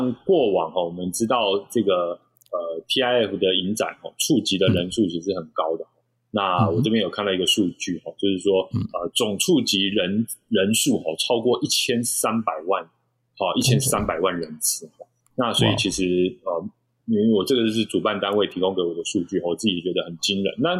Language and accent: Chinese; Taichung, Taiwan; 好，身为一个台中人，有时候会搞混。